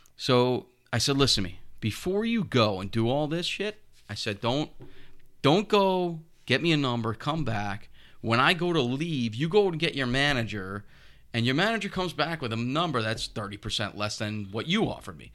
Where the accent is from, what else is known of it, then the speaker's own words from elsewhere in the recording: North Patchogue, New York, United States; when I was a kid, I grew up in North Patchogue by Canaan Lake